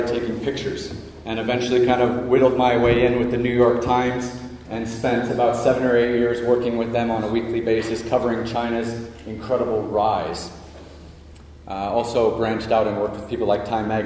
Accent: Toronto, Ontario, Canada; I was born and raised in Toronto, Canada

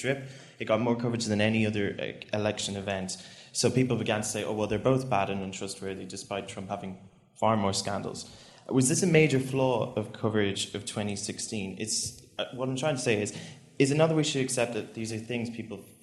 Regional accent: Ireland; I'm from Ireland, and I'm a human rights student

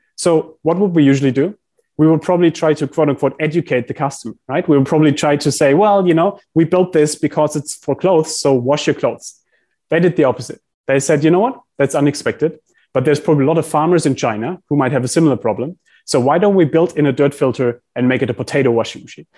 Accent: Heidelberg, Baden-Württemberg, Germany; I grew up in Heidelberg in Germany

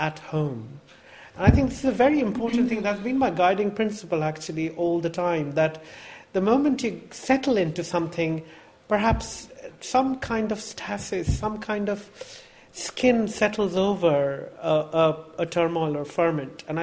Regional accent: India; moved away; I was born in India, I grew up in India, I speak 1.5 Indian languages. One of them is my mother tongue. I can read, write, communicate in it. One day I will write in Bengali, I hope.

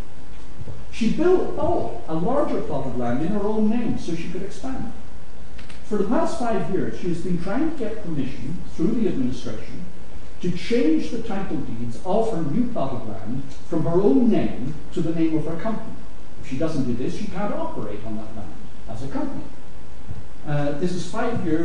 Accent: Ireland; I'm Irish

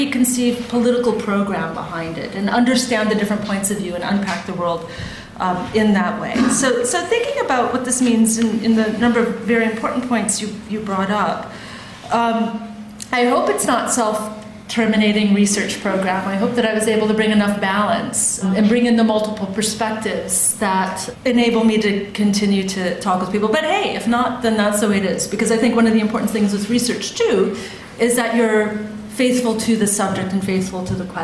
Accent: United States; now in United Kingdom; I've got a very weak sense of American identity

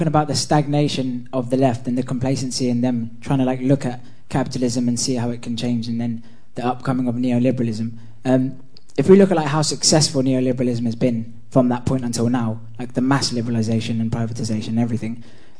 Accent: United Kingdom; as a young guy growing up in Britain

